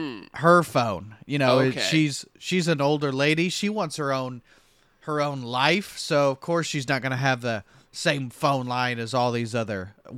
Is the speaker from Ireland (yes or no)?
yes; Ireland; I am Irish.